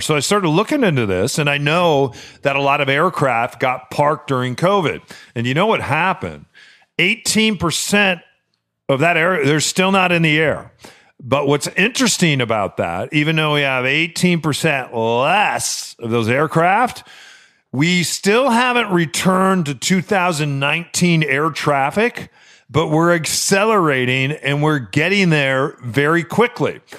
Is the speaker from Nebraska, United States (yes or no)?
no; Chicago, Illinois, United States; I was born in Chicago